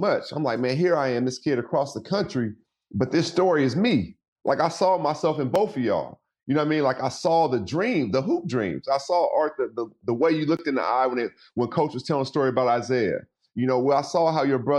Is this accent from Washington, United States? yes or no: yes; Seattle, Washington, United States; also born or lived in Los Angeles; I was born and raised in Seattle